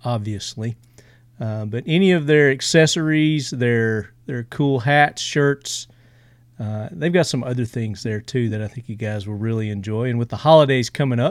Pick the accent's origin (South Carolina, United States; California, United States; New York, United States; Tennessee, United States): Tennessee, United States; accent: Southern; I'm from Tennessee. In case you couldn't tell by my accent.